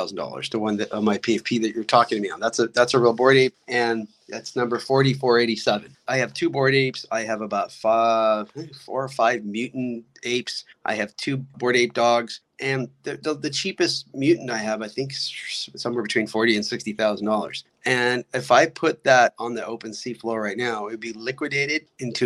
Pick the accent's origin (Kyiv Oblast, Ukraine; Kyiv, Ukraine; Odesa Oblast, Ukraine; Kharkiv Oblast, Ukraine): Odesa Oblast, Ukraine; Odesa; moved away; I was born in Odessa, which is Ukraine